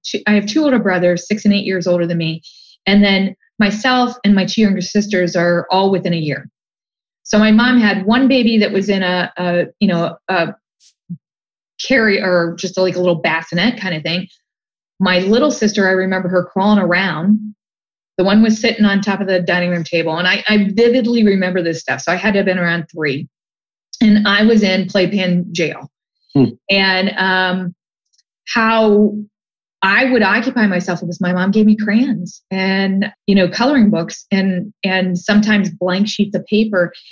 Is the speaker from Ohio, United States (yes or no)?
yes; Canton, Ohio, United States; also born or lived in Columbus, Ohio; I grew up in Canton, Ohio, which is a fairly blue collar town